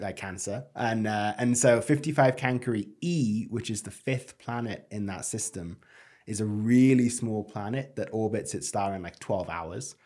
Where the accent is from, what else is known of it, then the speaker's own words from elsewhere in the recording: United Kingdom; moved away; as a Brit